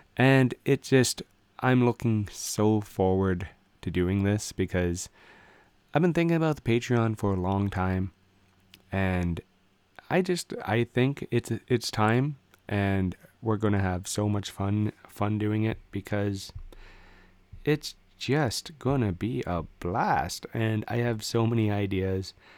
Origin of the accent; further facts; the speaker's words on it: Canada; I'm a Canadian guy